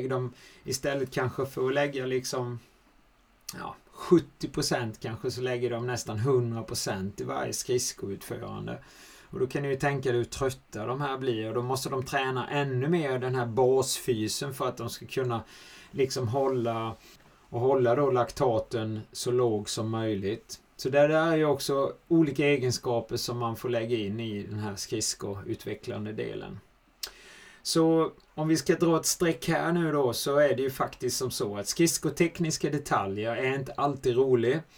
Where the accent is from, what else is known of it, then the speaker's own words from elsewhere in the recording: Switzerland; Men det är ju ett tufft klimat och det var inte lätt heller som schweizare att komma dit.